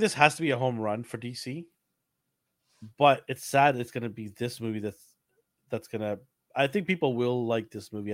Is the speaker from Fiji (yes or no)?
yes; Fiji; now in Canada; I'm from Fiji.